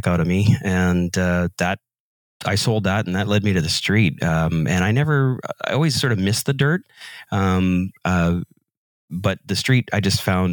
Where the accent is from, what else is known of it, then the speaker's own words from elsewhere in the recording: North Vancouver, British Columbia, Canada; I'm from North Vancouver, British Columbia, Canada